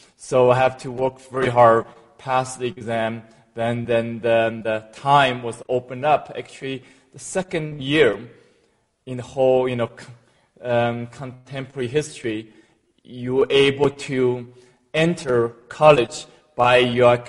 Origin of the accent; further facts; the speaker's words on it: China; moved away as an adult; now in United States; In China, in a small village, in a very poor family, and was adopted a couple of times.